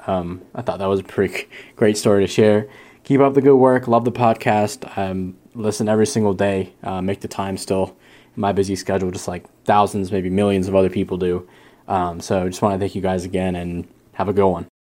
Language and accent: English; Great Falls, Virginia, United States; moved away as an adult; now in Blacksburg, United States; I'm from Great Falls, Virginia. Uh, I'm currently in Blacksburg, Virginia, as I'm a, a grad student at Virginia Tech.